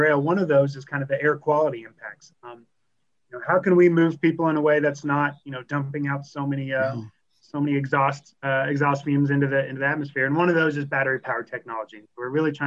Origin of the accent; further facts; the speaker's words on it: Kentucky, United States; now in Colorado, United States; I'm from Kentucky, and so the business of predicting coal is kind of been baked into my blood since before I was born.